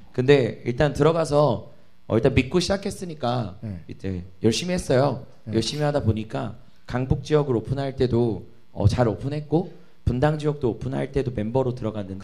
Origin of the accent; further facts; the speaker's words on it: Anyang, Gyeonggi Province, South Korea; 제가 안양 출신이니까